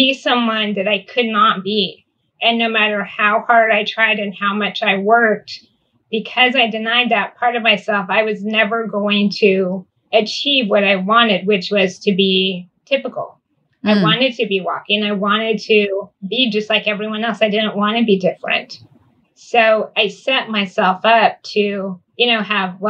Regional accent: Northern California, United States; I grew up in Northern California in a very rural area

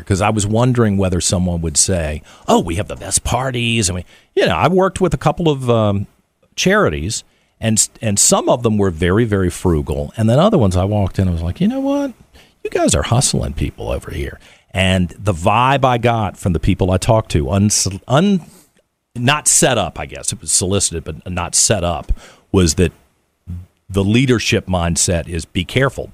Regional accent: Richmond, Virginia, United States; It's my hometown

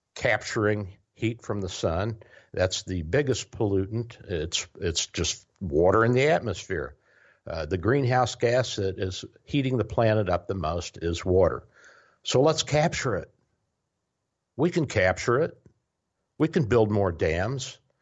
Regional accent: Louisville, Kentucky, United States; moved away; also born or lived in Tennessee; I grew up in Louisville

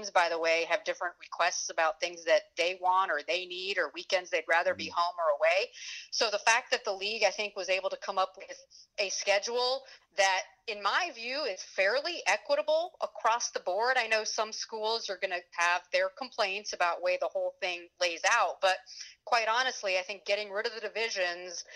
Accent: Kendall, Florida, United States; moved away; growing up in Kendall, I would watch the Hurricanes and the Dolphins with my dad

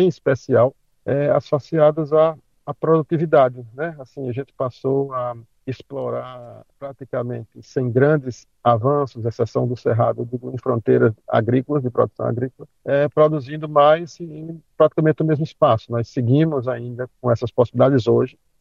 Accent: Guarabira, Paraíba, Brazil; sou do interior da Paraíba, uma cidade chamada Guarabira, uma cidade de 60 mil habitantes

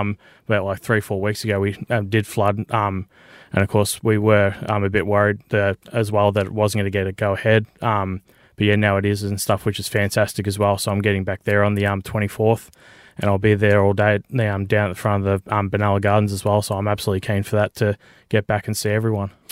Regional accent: Benalla, Victoria, Australia; moved away; I'm born and raised in Benalla.

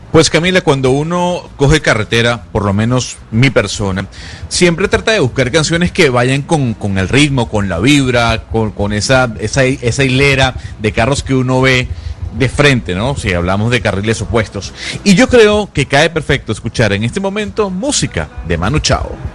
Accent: Venezuela; yo soy venezolano

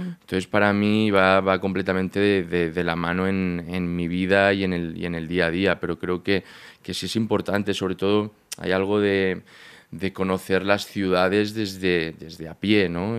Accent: Barcelona, Catalonia, Spain; moved away as an adult; also born or lived in A Coruña, Galicia; now in Madrid, Spain; en Barcelona, que es donde yo me crié, de Galicia, nací en Coruña, pero a los cuatro años me fui a Barcelona, hasta, hasta los 18 que me vengo a Madrid

